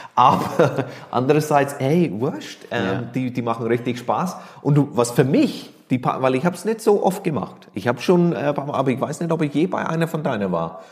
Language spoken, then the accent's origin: German; Ireland; German is a second language; moved away as an adult; also born or lived in Barcelona, Spain / Kraków, Poland / Macedonia / Bilbao, Spain; now in Nuremberg, Germany; nicht mehr in Irland lebe, wohne